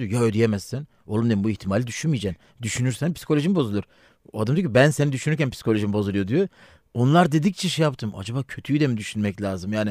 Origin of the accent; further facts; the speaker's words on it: Elazığ, Elazığ Province, Turkey; Ben Elazığlıyım, eşim Bartınlı.